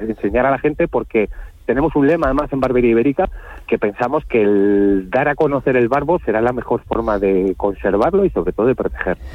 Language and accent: Spanish; Spain; como buen español